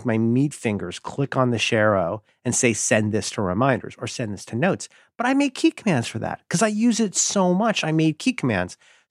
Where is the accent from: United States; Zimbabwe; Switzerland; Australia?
United States; Ohio; I was raised in Ohio